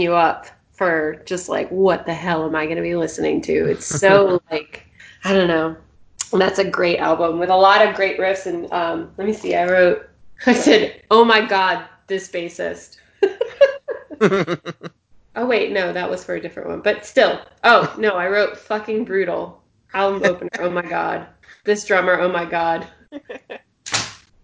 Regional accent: Richmond, Virginia, United States; moved away; I'm from Richmond

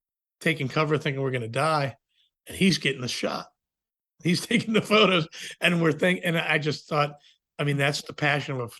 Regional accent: Virginia, United States; I'm from Virginia, so I've always been rooted in the country music stuff

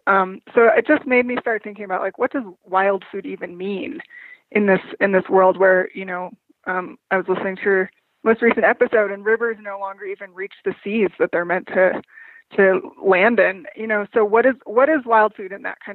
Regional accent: New Mexico, United States; moved away as an adult; I grew up in New Mexico

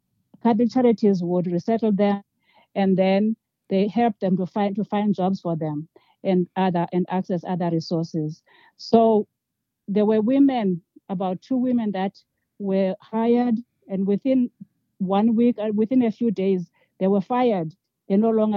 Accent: South Africa; moved away as an adult; now in Albuquerque, United States; So I was born in South Africa and educated in South Africa and obtained a diploma in nursing

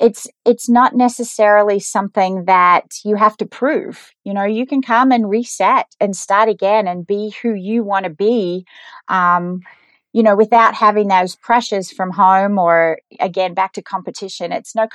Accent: Geelong, Victoria, Australia; moved away as an adult; now in United States; So, yeah, I grew up in Geelong, Australia, and I wanted to do something different when I was a little bit younger.

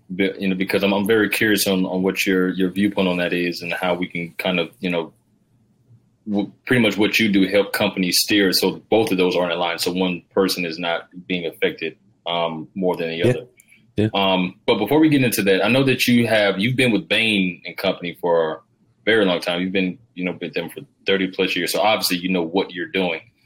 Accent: Georgia, United States; I'm from the South, Rob. I'm uh, I'm from Georgia

